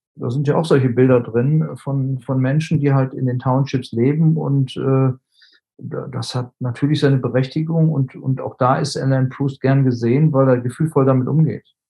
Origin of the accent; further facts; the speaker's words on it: Germany; bei uns in Deutschland